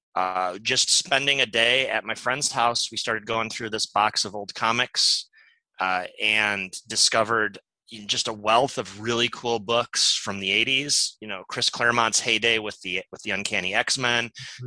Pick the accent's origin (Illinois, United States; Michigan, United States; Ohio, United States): Ohio, United States; Toledo; moved away as an adult; also born or lived in Columbus, Ohio; now in Seattle, United States; I was born and raised in Toledo, Ohio.